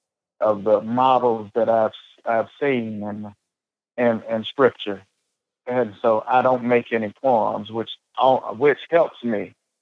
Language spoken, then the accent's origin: English; the South, United States; Forgive me, I'm from the South. So if you hear me say britches, it's a Southern thing.